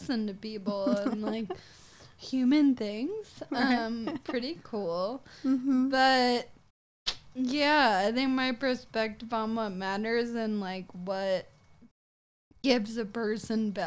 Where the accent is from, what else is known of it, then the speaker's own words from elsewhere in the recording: Franklin, United States; I'm from Franklin